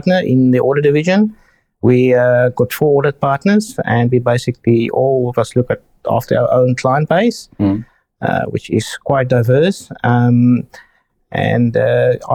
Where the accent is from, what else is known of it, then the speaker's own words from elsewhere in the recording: Free State, South Africa; also born or lived in Cape Town; I grew up in South Africa, basically in the middle of the country, in the Free State, which is really very hugely agricultural area